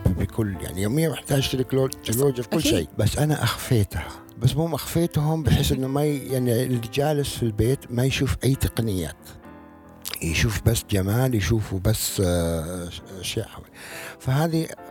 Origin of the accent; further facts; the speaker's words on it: Eastern Province, Saudi Arabia; moved away; also born or lived in Riyadh / Jeddah; انا من اهل الشرقيه كنت والرياض بس لما جيت على جده